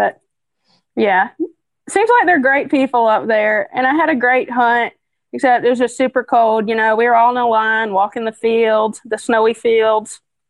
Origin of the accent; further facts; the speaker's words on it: the South, United States; We just have to adapt. I'm from the South, you know.